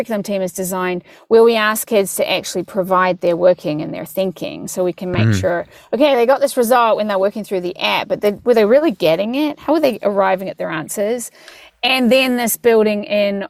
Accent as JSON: {"language": "English", "country": "New Zealand", "moved": "yes", "said": "I'm from New Zealand"}